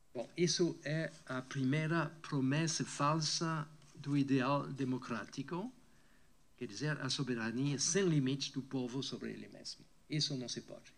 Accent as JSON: {"language": "Portuguese", "country": "France", "tie": "born or raised there", "also_born_or_lived": "Brazil", "second_language": "Portuguese", "moved": "as an adult", "lives_now": "California, United States", "said": "a França, onde eu nasci"}